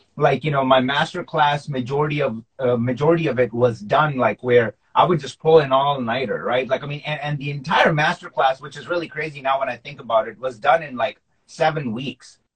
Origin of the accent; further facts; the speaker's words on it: Pakistan; nationality wise, I'm Pakistani, so like we grew up watching cricket